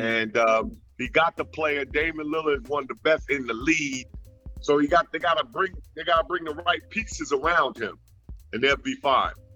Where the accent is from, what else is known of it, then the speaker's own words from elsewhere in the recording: New York, United States; moved away as an adult; also born or lived in Nashville; now in Florida, United States; I live born and raised in New York